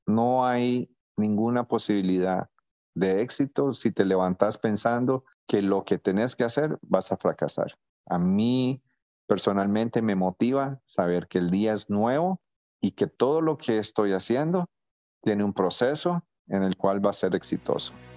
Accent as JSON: {"language": "Spanish", "region": "San José", "country": "Costa Rica", "tie": "born or raised there", "also_born_or_lived": "Nicaragua / United States / Honduras", "moved": "as an adult", "lives_now": "Tegucigalpa, Honduras", "said": "soy de Costa Rica, tengo 59 años, Nací eh, en, San José, Costa Rica"}